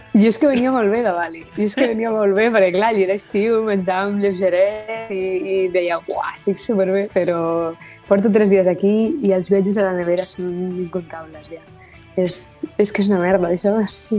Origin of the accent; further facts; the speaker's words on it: Tarragona, Catalonia, Spain; soc de Sant Pere Carreu